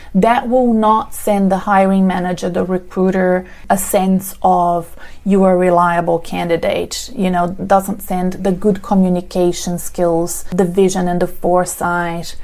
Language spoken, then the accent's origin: English; Brazil; now in Australia; You can see from my accent that I'm not from Australia. I'm originally from Brazil.